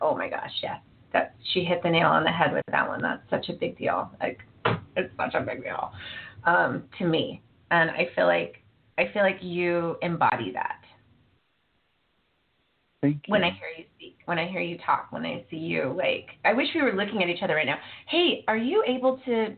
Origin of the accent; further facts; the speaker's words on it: Fresno, California, United States; also born or lived in Monterey, California / Carmel, California; I'm a Valley girl. I'm from the Valley.